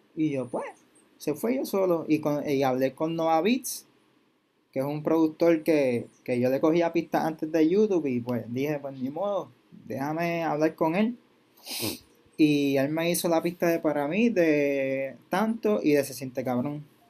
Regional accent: Bayamón, Puerto Rico; soy de Bayamón

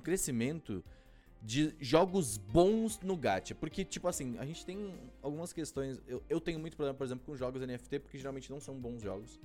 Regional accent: Brazil; eu sou brasileiro

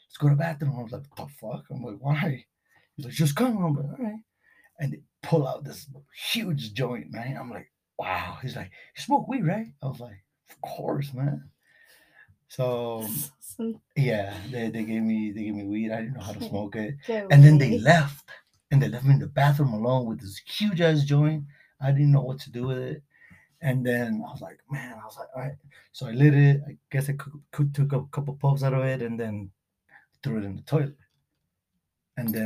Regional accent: Beverly Hills, California, United States; growing up in Beverly Hills

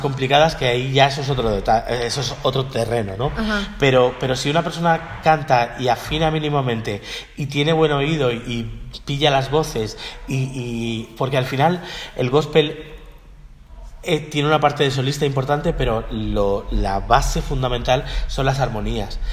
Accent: Miami, Florida, United States; moved away; Yo me crié en Miami, en allí en Florida

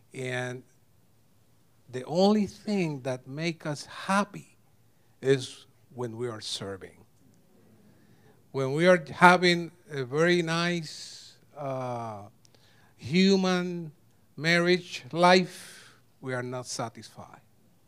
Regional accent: Puerto Rico; now in United States; 7 cities, we came from Puerto Rico, 7 cities in Puerto Rico, 20 times in different places in the 7 cities, and 2 different states.

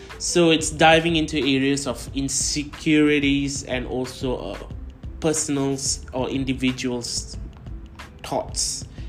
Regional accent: Kuala Lumpur, Malaysia; I'm 24 years old and I'm from Kuala Lumpur, Malaysia.

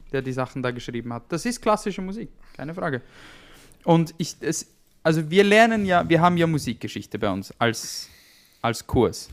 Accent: Bern, Switzerland; obwohl das wir die Hauptstadt sind.

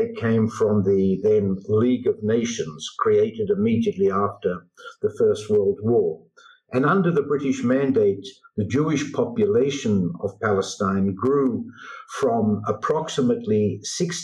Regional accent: Australia; accent: Australian; also born or lived in Israel; now in New York, United States; I'm originally Australian, hence my accent, but I've spent most of my life in Israel.

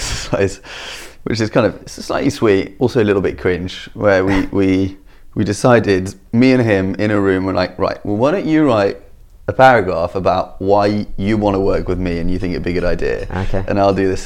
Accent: France; now in London, United Kingdom; I'm from France

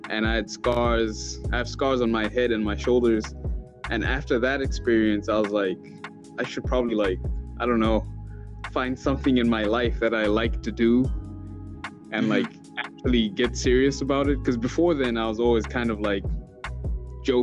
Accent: Malawi; moved away as an adult; I grew up in Malawi

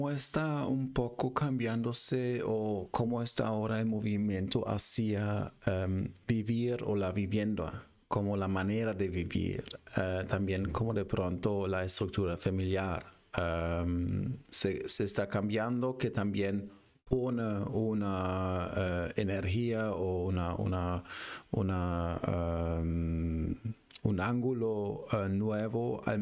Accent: Peru; now in United States; yo soy originalmente de Perú

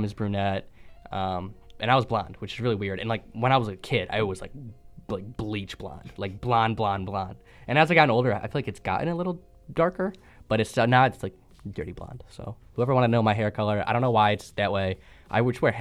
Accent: Cleveland, Ohio, United States; moved away as an adult; now in Buffalo, United States; I'm from Cleveland, Ohio, I'm from the suburbs

